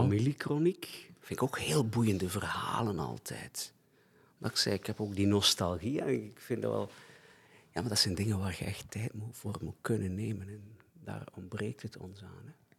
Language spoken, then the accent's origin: Dutch; Flanders, Belgium; Ik ben ook in het katholieke Vlaanderen opgegroeid, school gelopen, platteland.